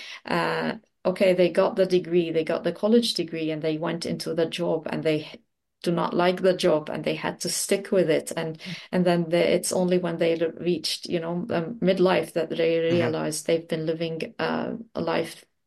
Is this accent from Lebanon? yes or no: yes; Lebanon; also born or lived in United Arab Emirates; now in New Zealand; I'm originally from Lebanon in the Middle East